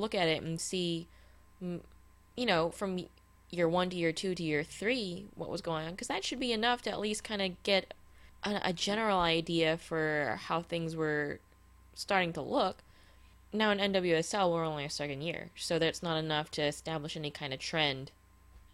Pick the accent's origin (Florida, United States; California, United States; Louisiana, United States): Louisiana, United States; I'm from Louisiana.